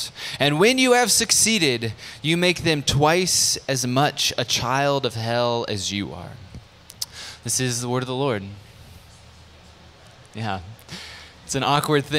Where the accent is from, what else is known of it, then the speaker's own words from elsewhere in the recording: San Diego, California, United States; moved away; also born or lived in Lansing, Michigan; I was born and raised in San Diego